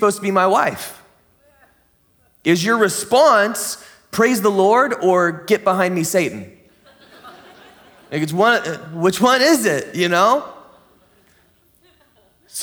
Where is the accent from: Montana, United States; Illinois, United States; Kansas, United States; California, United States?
California, United States; San Diego; now in Grants Pass, United States; I grew up in the San Diego kind of area